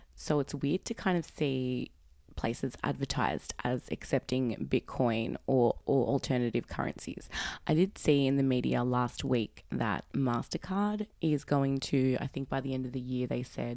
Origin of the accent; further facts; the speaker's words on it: Sydney, New South Wales, Australia; I am from Sydney, Australia.